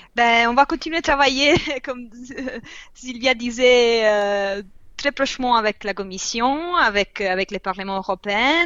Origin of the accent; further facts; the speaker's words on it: Italy; French is a second language; moved away; je viens d'Italie